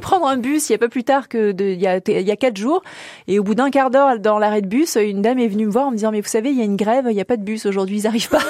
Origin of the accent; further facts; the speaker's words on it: French Polynesia; moved away as an adult; now in Paris, France; Je suis née, j'ai grandi en Polynésie, à Tahiti